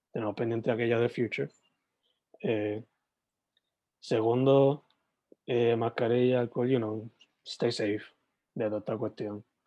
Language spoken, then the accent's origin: Spanish; southwest Puerto Rico, Puerto Rico; yo soy del suroeste